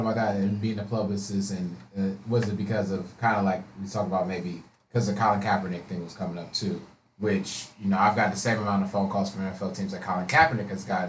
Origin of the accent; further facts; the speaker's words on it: Ohio, United States; I'm from Ohio